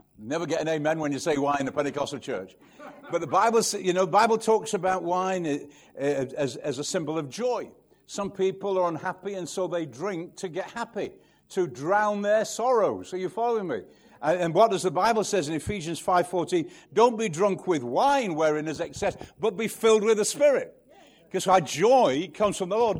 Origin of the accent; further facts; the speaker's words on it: Manchester, North West England, United Kingdom; I'm from Manchester, you know, where the birds don't sing the cough. I mean, there's nothing green around there. You know, I, I live in the countryside now, but I was brought up in the inner city